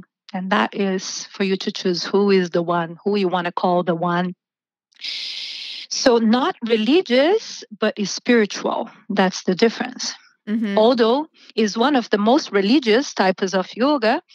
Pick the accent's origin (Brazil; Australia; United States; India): Brazil; moved away as an adult; So I'm originally from Brazil. I've been living here for almost 20 years. I started teaching yoga in Brazil when I was 18.